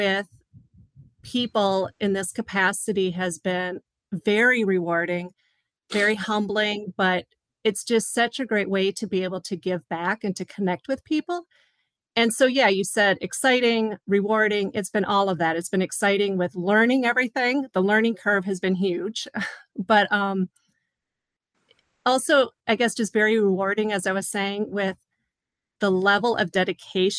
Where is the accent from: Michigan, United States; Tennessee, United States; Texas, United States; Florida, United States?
Michigan, United States; Upper; originally born and raised in Upper Michigan